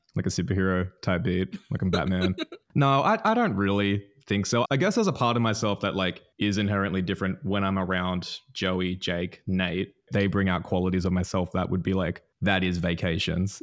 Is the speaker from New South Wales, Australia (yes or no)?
yes; Newcastle, New South Wales, Australia; born or raised there